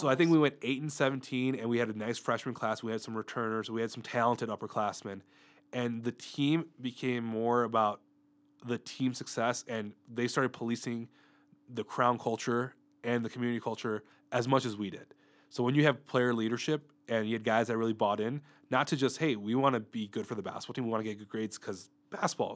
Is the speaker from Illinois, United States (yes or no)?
yes; Mundelein, Illinois, United States; moved away as an adult; I originally grew up in Mundelein, Illinois, which is a suburb north of the Chicago area